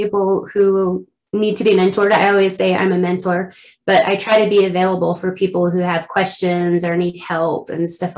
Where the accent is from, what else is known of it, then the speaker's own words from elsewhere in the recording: Southwest Colorado, United States; moved away; also born or lived in San Diego, California; I grew up in Southwest Colorado in a little tiny town. And then my parents divorced and I went to San Diego to the city. And that's where I lived